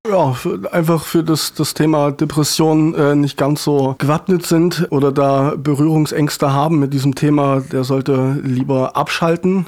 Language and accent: German; Dachwig, Thuringia, Germany; moved away; war ich sehr, sehr oft in Dachwig, äh, in meiner Heimat